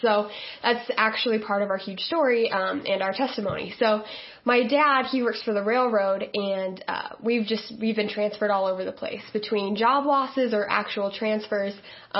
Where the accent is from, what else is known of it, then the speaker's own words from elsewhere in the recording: next to Detroit, Michigan, United States; moved away; I grew up in Michigan, next to Detroit, and that's where my dad grew up. My mom's from Ohio.